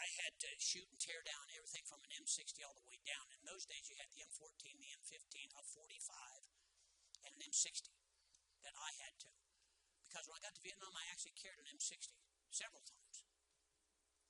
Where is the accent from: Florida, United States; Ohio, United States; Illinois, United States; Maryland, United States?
Ohio, United States; Columbus; A guy from off the streets of West Columbus